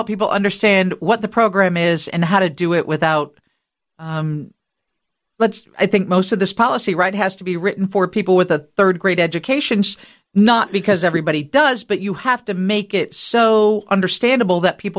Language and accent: English; Rockford, Illinois, United States; when I was young, growing up in Rockford